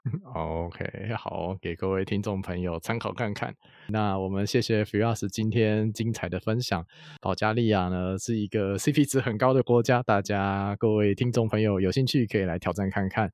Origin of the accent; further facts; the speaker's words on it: Taiwan; 我们台湾人对于吃这件事情，就是那个认知还蛮广的